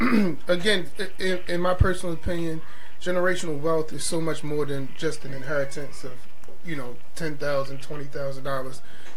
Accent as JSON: {"language": "English", "town": "New York City", "region": "New York", "country": "United States", "tie": "born or raised there", "said": "Right. I'm originally from New York"}